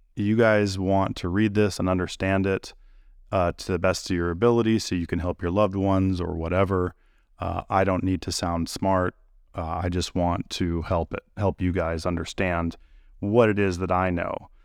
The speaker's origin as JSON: {"language": "English", "region": "California", "country": "United States", "tie": "born or raised there", "moved": "yes", "lives_now": "Tennessee, United States", "said": "I grew up in California"}